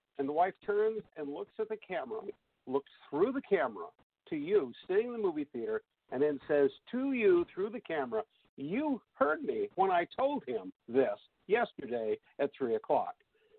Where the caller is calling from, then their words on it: Alaska, United States; I'm calling from Alaska